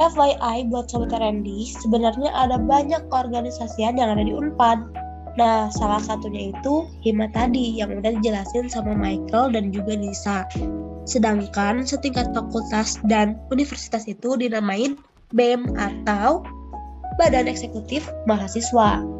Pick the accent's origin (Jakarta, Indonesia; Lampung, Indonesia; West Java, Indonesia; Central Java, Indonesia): Central Java, Indonesia; Purbalingga; dan asal aku dari Purbalingga, Jawa Tengah.